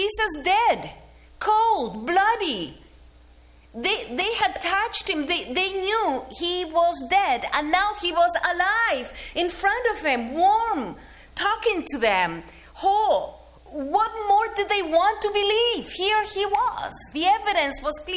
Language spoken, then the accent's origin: English; Argentina; moved away; as a kid growing up in Argentina